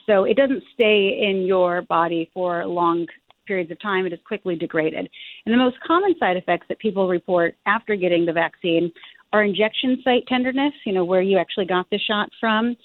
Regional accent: Arizona, United States; my home state of Arizona

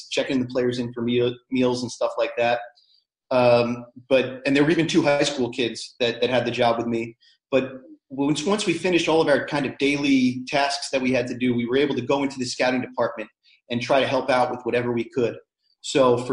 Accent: outside New York City, United States; my story goes back from being a kid growing up outside New York City

